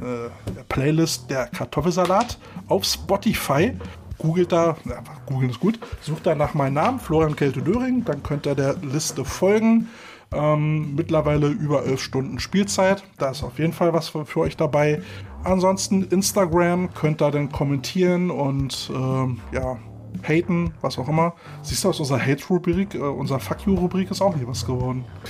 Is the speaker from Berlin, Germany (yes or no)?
yes; Berlin, Germany; bei uns in Berlin